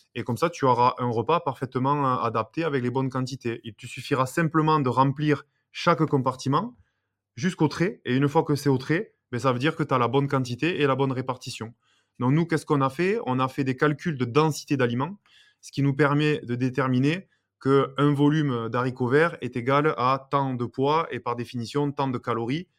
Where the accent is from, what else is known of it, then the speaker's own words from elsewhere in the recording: Béziers, Occitania, France; moved away as an adult; je suis originaire de Béziers